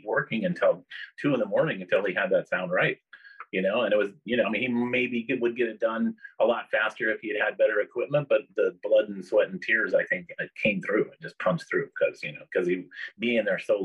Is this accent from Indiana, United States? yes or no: no; Phoenix, Arizona, United States; moved away as an adult; now in Los Angeles, United States; I was born and raised in Phoenix and lived there until I was about 25. I moved here.